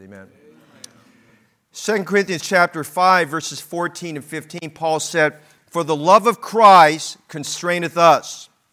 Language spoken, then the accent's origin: English; Oakland, California, United States; We moved to a different part of Oakland.